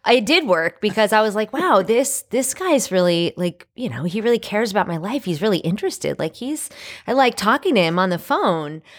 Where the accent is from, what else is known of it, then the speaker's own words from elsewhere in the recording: New York, United States; moved away; I was born and raised in New York